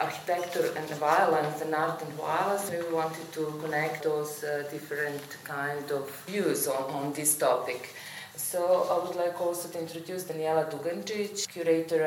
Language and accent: English; Belgrade, Serbia; now in Vienna, Austria; I'm coming from Belgrade. I work in Vienna at the Academy of Fine Arts